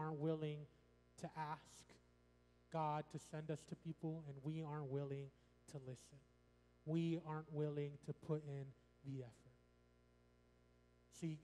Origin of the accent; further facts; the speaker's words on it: suburbs of Chicago, Illinois, United States; moved away; I'm from the Illinois area, the suburbs of Chicago